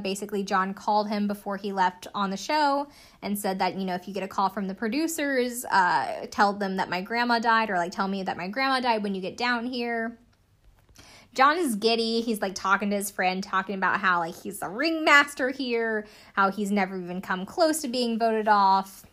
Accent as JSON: {"language": "English", "region": "the South", "country": "United States", "said": "I'm from the South"}